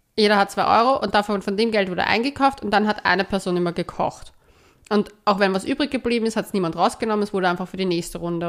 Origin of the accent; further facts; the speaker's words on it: Austria; ich als Österreicherin